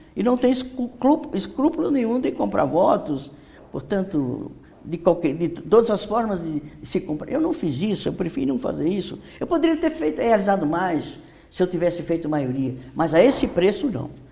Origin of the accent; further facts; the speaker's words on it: Northeast Brazil, Brazil; now in São Paulo, Brazil; eu sou nordestina, eu com minha família e milhares e milhões de famílias daquela região, sabemos o que significa a seca